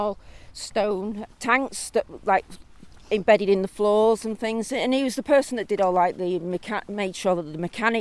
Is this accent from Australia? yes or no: no; Hadfield, East Midlands, United Kingdom; also born or lived in Greater Manchester; My family, actually from Greater Manchester, but I was born in Hadfield